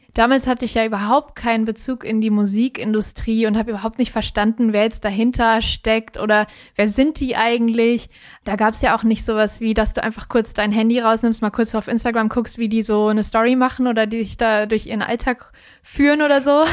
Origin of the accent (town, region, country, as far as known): Kassel, Hesse, Germany; born or raised there